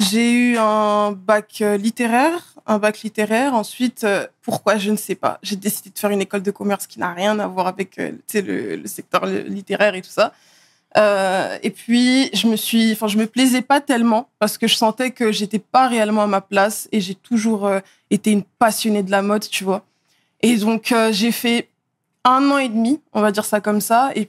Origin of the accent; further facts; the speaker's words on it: Neuilly-sur-Seine, Île-de-France, France; also born or lived in Asnières / Blanc-Mesnil; J'ai d'abord euh, vécu à Neuilly-sur-Seine, là où je suis née. Ensuite, j'ai vécu à Agnières. Ensuite, à Blanc-Ménil.